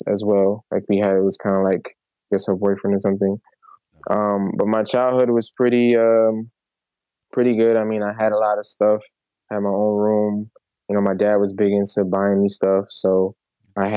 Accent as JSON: {"language": "English", "town": "New York City", "region": "New York", "country": "United States", "tie": "born or raised there", "said": "I was born in the Bronx"}